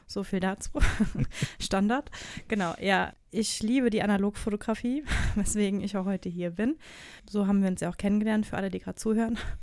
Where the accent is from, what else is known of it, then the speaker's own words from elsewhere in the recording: Odenwald, Hesse, Germany; bei uns im Odenwald, wo ich herkomme